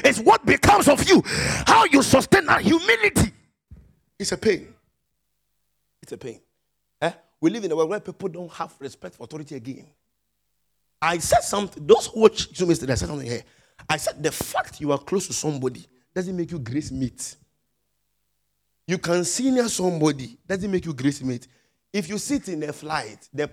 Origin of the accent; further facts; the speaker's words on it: Nigeria; moved away; I'm a Nigerian pastor.